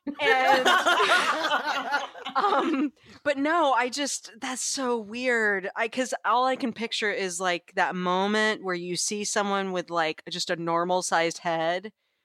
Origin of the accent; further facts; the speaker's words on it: the South, United States; Well, I grew up in the South. I do say Reese's Pieces sometimes when I'm not paying attention.